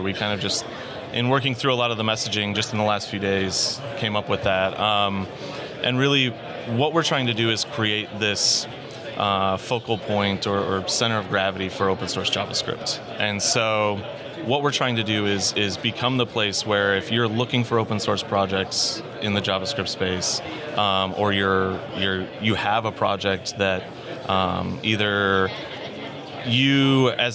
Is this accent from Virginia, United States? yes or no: no; Chicago, Illinois, United States; moved away as an adult; now in Dallas, United States; Lived most of my life in Chicago